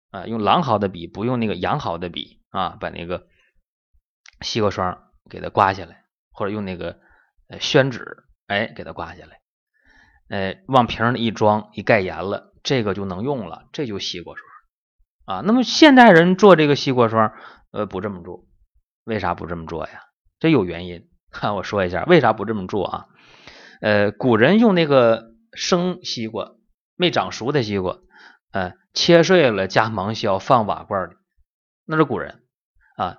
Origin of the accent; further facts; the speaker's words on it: China; 我们中国人